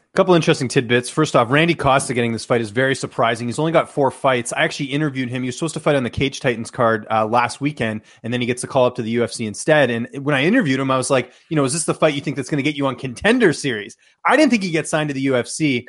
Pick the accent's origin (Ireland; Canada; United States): Canada; growing up in Canada